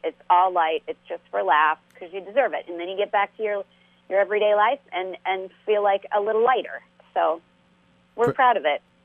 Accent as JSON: {"language": "English", "region": "Nebraska", "country": "United States", "moved": "yes", "said": "we're from Nebraska originally"}